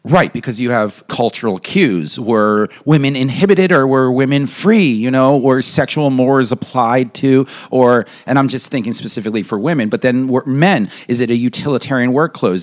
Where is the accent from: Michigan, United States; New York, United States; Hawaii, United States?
New York, United States; I'm a New Yorker